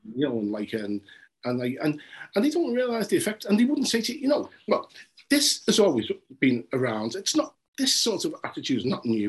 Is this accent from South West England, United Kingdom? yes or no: no; Liverpool, North West England, United Kingdom; I'm from Liverpool today. In you know, between, between Scotland and Vauxhall Roads